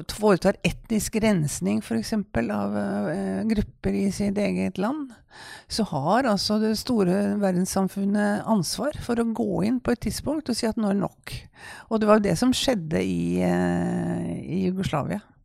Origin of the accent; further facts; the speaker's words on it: Kongsberg, Buskerud, Norway; jeg kom jo fra Kongsberg